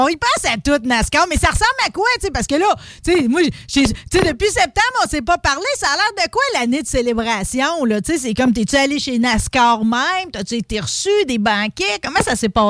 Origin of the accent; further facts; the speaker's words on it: Saint-Léonard-d'Aston, Quebec, Canada; faut pas que j'oublie, je viens de Saint-Léonard d'Aston, moi là, là.